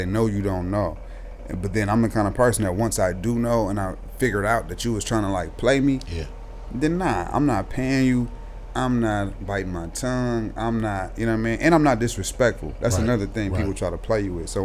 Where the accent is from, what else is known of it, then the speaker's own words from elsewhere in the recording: North Richmond, California, United States; I'm from North Richmond. I'm from the hood